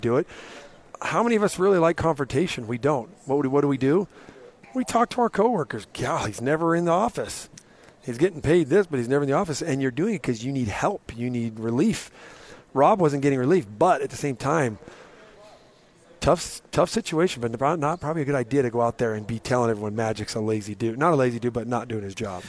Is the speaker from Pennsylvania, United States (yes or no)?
no; Murray, Utah, United States; I came from Murray High